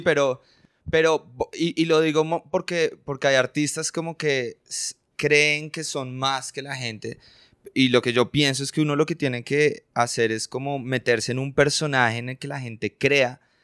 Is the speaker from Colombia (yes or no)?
yes; Colombia; nosotros somos colombianos